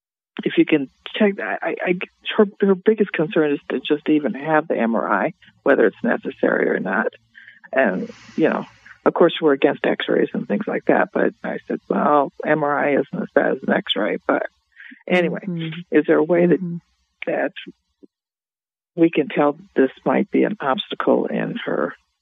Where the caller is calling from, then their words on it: Northern Iowa, United States; I'm calling from Northern Iowa.